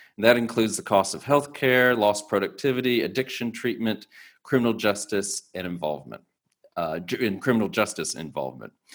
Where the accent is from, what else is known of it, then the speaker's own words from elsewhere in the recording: United States; as an American